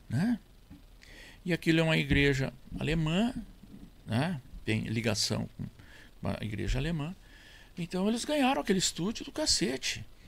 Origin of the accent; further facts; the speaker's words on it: near Jari, Rio Grande do Sul, Brazil; also born or lived in Monte Alegre, Santiago, Rio Grande do Sul; Eu fui para ali já com 10 anos. Até 10 anos eu vivia onde nasci